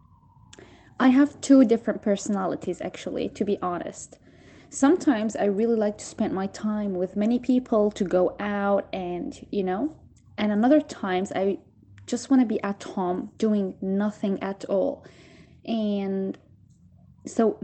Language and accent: English; Syria; now in Turkey; I'm from Syria